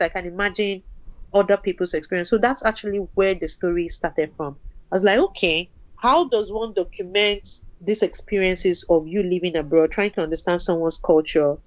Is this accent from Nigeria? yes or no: yes; Nigeria; moved away as an adult; I came from Nigeria